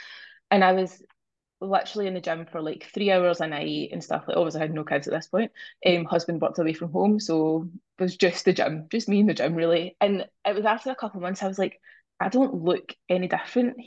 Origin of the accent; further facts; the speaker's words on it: Scotland, United Kingdom; I am from Scotland.